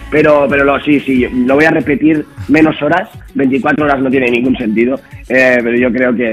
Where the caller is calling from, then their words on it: Zaragoza, Aragon, Spain; Buenos días, Juanma … de Zaragoza.